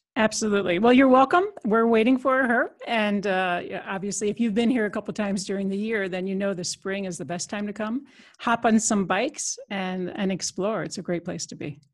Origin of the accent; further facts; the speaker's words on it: United States; moved away as an adult; now in Netherlands; I'm an American citizen, but I've been in Europe almost, uh, twenty-five years, so came over on a European project